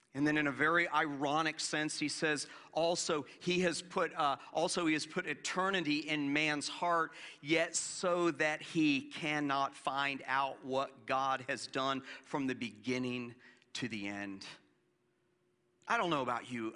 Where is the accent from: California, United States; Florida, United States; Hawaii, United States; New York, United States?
Florida, United States; moved away; growing up in Florida where we didn't have much of a change of season